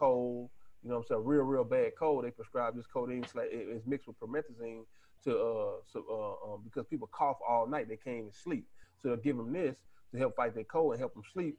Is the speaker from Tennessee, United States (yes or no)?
no; Texas, United States; I'm from Texas